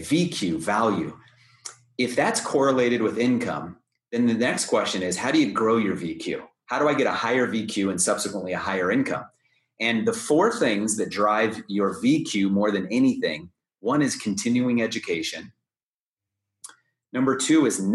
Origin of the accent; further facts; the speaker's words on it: Southern California, United States; I grew up in Southern California